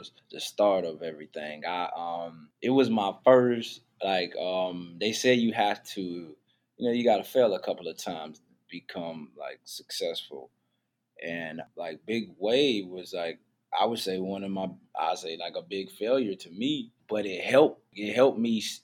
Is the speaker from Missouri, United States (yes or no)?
no; Wilmington, North Carolina, United States; also born or lived in Charlotte, North Carolina; I'm from Wilmington. It's like the water, the beach, port city